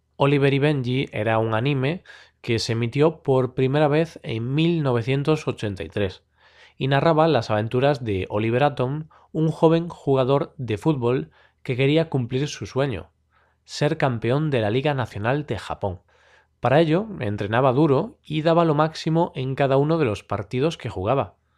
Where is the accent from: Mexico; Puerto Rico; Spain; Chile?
Spain; Galicia; first language Spanish and Galician; Galicia, la región en la que vivo, en España, por lo que la veía en gallego, el otro idioma que también soy nativo